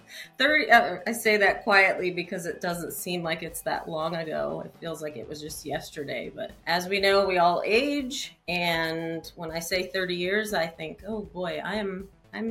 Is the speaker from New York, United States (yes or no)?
no; Peterborough, New Hampshire, United States; I was born in Concord, New Hampshire. No, Peterborough, New Hampshire. Sorry. New Hampshire. So New England, East Coast girl. I was born and raised there